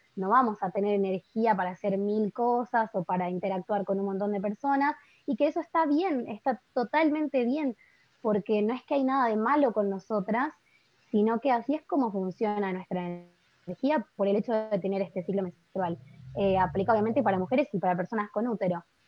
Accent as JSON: {"language": "Spanish", "town": "Buenos Aires", "country": "Argentina", "said": "soy de Buenos Aires, Argentina"}